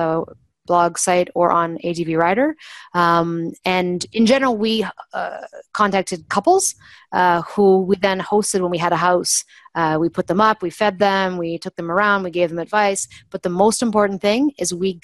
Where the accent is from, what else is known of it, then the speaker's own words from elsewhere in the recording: Canada; we're Canadian.